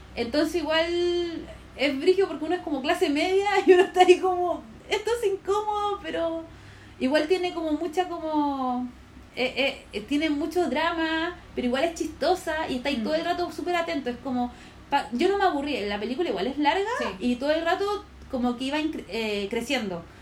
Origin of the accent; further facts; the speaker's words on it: Puente Alto, Santiago Metropolitan Region, Chile; yo soy como de Puente Alto, periferia